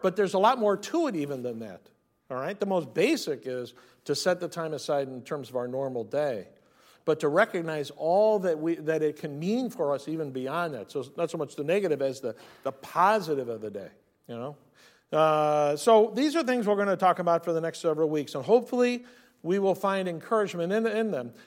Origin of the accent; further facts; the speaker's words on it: near San Francisco, California, United States; Growing up near San Francisco